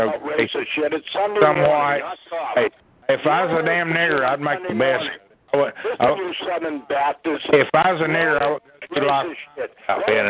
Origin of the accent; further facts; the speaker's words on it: Louisiana, United States; I don't have no mirrors. I'm a Cajun. I'm against mirrors.